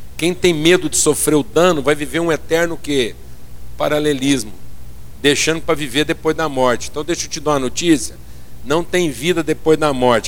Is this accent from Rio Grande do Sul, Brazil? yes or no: no; Minas Gerais, Brazil; eu sou lá de Minas